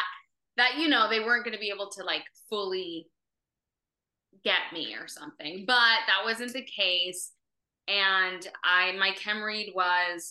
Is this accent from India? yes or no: no; Miami, Florida, United States; I'm a Venezuelan American that was born in Miami